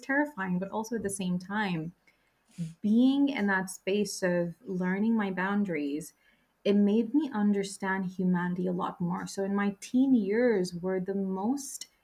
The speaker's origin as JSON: {"language": "English", "town": "Droylsden", "region": "North West England", "country": "United Kingdom", "tie": "born or raised there", "said": "I grew up in Droylsden in Manchester, UK."}